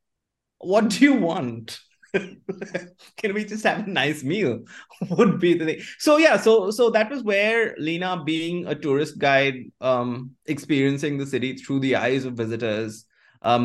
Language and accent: English; Kolkata, West Bengal, India; Kolkata is the city where I grew up